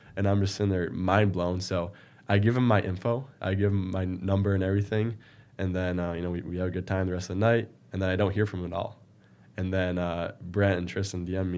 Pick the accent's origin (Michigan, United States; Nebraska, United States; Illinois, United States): Michigan, United States; Marine City; I was born in a small town, uh, Marine City, just south of Port Huron, right in the river. Um, you know, growing up, I did really well in school